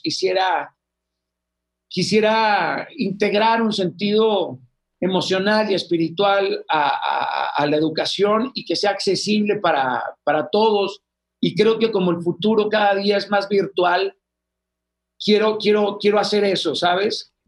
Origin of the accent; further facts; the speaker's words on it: Sinaloa, Mexico; los de Sinaloa somos